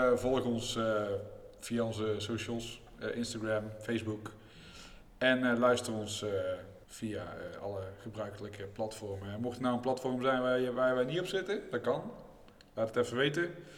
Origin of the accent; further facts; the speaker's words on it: North Brabant, Netherlands; als Brabanders